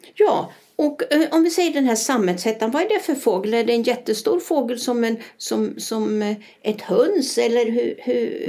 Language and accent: Swedish; Sweden; now in Spain; jag kommer ju också från Sverige